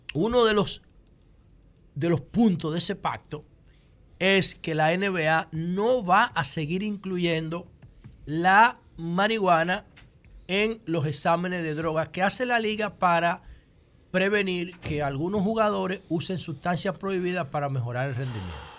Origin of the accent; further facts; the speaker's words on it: Dominican Republic; Yo como político dominicano